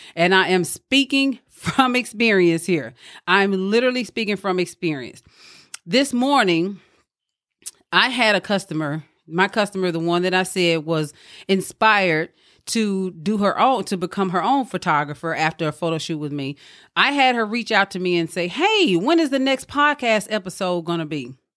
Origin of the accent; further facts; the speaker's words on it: Mississippi, United States; moved away; back home where I'm from. I'm from Mississippi